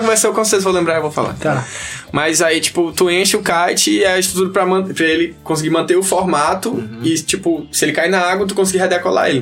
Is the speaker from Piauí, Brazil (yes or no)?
yes; Teresina, Piauí, Brazil; eu nasci e me criei aqui em Teresina, né, e tal, vivi minha vida toda aqui